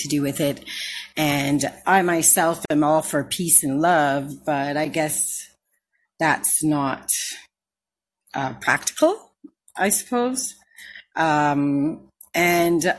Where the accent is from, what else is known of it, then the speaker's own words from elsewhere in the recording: Canada; I'm from Canada